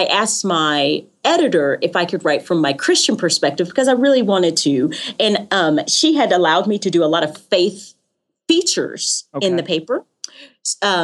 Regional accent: Knoxville, Tennessee, United States; also born or lived in Rocky Mount, North Carolina; now in Franklin, United States; I was born in Rocky Mount, North Carolina, okay. But that's not where I grew up. I grew up in Knoxville, Tennessee.

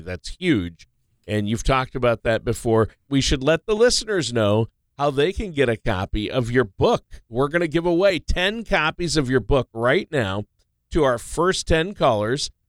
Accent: Minnesota, United States; I grew up in Minnesota

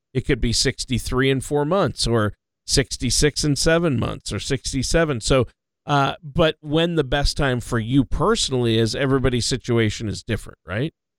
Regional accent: Minnesota, United States; now in Louisiana, United States; My home state of Minnesota

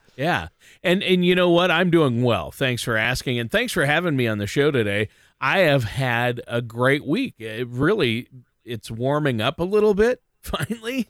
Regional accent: Minnesota, United States; I've been, uh, hunkered down in Minnesota, you know, my home state.

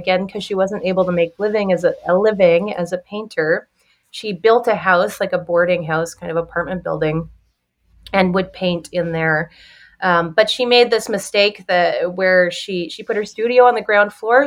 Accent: Victoria, British Columbia, Canada; now in Chicago, United States; growing up in the Pacific Northwest and in Victoria, became symbolic of the island where I grew up

